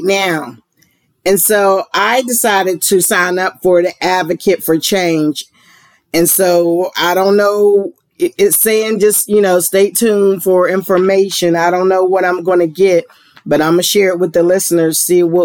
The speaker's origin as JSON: {"language": "English", "town": "Pittsburgh", "region": "Pennsylvania", "country": "United States", "moved": "yes", "lives_now": "Georgia, United States", "said": "I'm from Pennsylvania and Pittsburgh"}